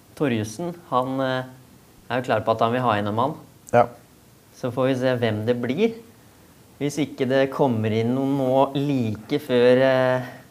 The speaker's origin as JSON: {"language": "Norwegian", "town": "Skien", "region": "Telemark", "country": "Norway", "moved": "as an adult", "lives_now": "Hønefoss, Norway", "said": "opprinnelig er jeg fra Skien, så jeg er ganske ny i eh, Hønefoss"}